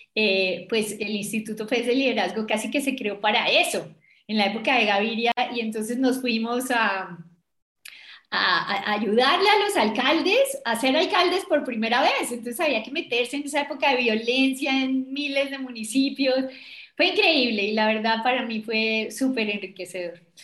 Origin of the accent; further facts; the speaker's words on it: Bogotá, Colombia; yo soy bogotana, yo creo que se me nota